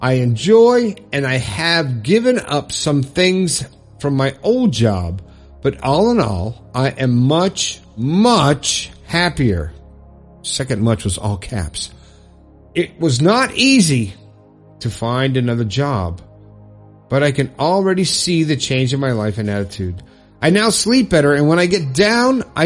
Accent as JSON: {"language": "English", "region": "Florida", "country": "United States", "moved": "as an adult", "lives_now": "West Virginia, United States", "said": "I left my home state of Florida and moved to West Virginia"}